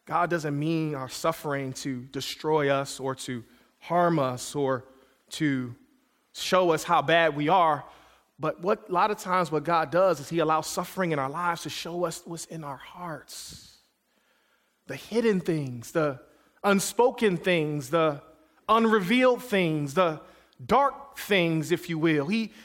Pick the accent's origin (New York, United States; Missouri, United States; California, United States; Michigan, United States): Michigan, United States; Detroit; I'm kid from Detroit, Michigan, so I know how to squeeze toothpaste out of a little tube.